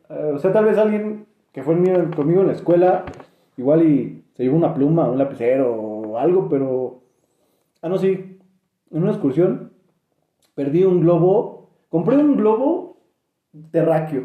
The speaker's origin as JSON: {"language": "Spanish", "region": "State of Mexico", "country": "Mexico", "said": "Cuando radicas, radicas en el Estado de México"}